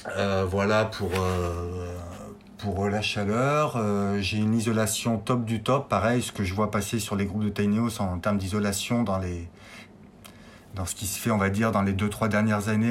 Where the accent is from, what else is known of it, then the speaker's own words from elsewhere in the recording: Clermont-Ferrand, Auvergne-Rhône-Alpes, France; now in Brioude, France; j'ai 40 ans, je viens de Clermont-Ferrand donc en Auvergne.